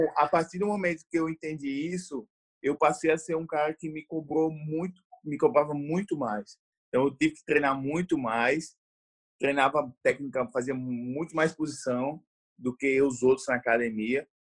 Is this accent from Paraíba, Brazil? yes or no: yes; João Pessoa, Paraíba, Brazil; eu sou de João Pessoa, na Paraíba